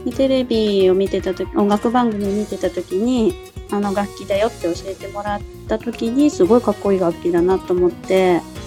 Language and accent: Japanese; Kagoshima, Japan; moved away as an adult; now in Tokyo, Japan; 鹿児島出身なんですけれども